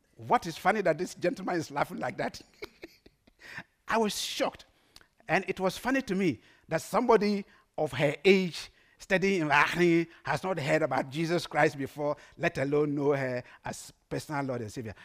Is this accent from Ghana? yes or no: yes; Ghana; English is a second language; now in Netherlands; I'm a proud Ghanaian. Everywhere I go, I dress like a Ghanaian